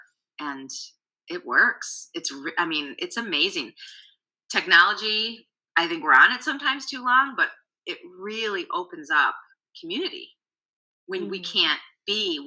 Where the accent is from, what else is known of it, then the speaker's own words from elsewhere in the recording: Chicago, Illinois, United States; accent: Chicago; I have a total Chicago accent, so I don't hear my accent